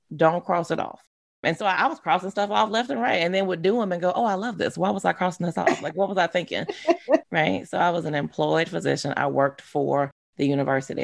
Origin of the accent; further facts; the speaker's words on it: Baton Rouge, Louisiana, United States; I grew up in uh, Baton Rouge. I grew up in South Louisiana.